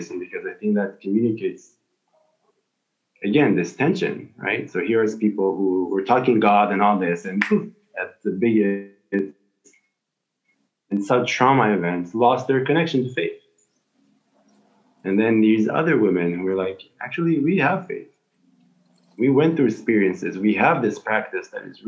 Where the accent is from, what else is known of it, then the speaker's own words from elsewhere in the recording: Israel; I'm from Israel